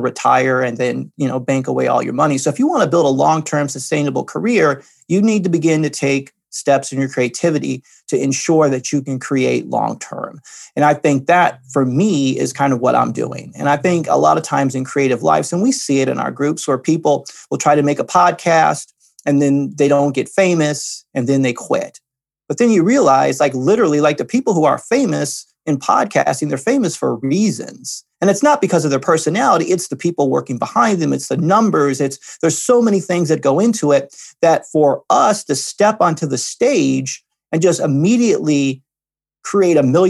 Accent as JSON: {"language": "English", "region": "Midwest", "country": "United States", "tie": "born or raised there", "said": "I grew up in the Midwest, and the Midwest is blue collar, working very hard"}